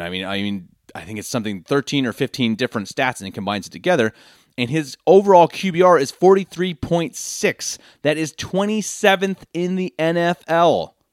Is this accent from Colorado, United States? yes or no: yes; Denver, Colorado, United States; moved away as an adult; now in Munich, Germany; born and raised in Denver, Colorado, lifelong Broncos fan